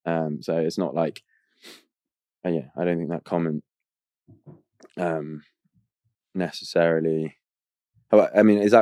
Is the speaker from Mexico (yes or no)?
no; Australia; I grew up in Australia. So my mum's from Spain, my dad's from Australia.